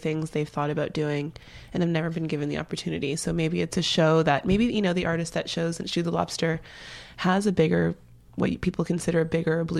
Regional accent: Brampton, Ontario, Canada; moved away as an adult; also born or lived in Toronto; now in United States; I'm from Toronto. I grew up just outside of Toronto, about 20 minutes outside in this small town called Brampton.

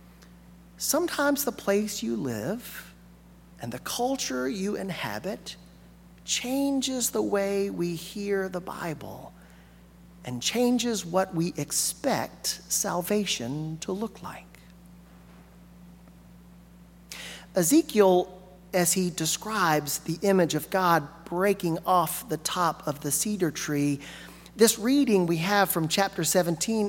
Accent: Alabama, United States; now in Arkansas, United States; I grew up in Alabama

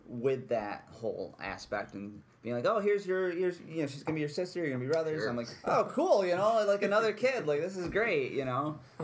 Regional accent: Frankfort, New York, United States; now in Utica, United States; I'm originally from Frankfort, New York.

